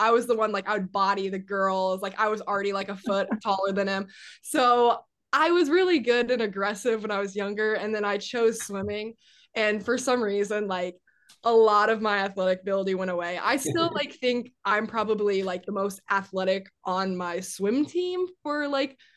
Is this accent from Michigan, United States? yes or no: no; Iowa, United States; moved away; growing up in Iowa and going to like Hawkeye games